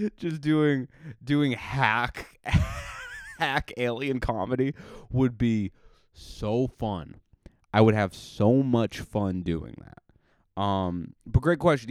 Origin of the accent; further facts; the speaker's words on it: New England, United States; I'm from New England